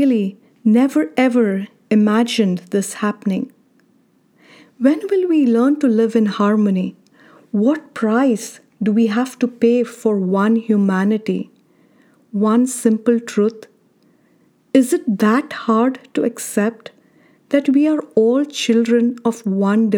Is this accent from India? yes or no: yes; India; now in United States; I don't think the word humility existed in my dictionary while growing up in India